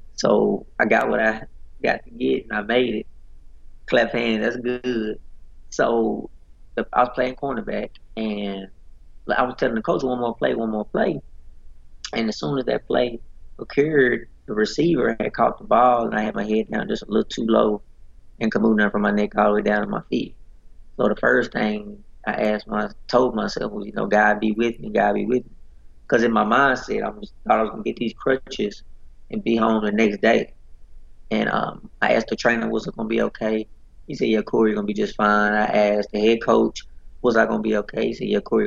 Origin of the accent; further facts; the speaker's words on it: Dallas, Texas, United States; I'm originally from Dallas, Texas